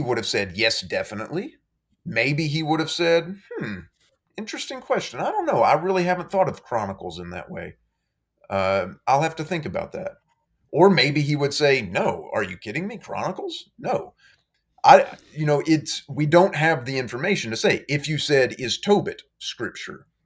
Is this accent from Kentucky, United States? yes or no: yes; Madisonville, Kentucky, United States; now in Florence, United States; I grew up in, uh, western Kentucky, in a town called Madisonville, Kentucky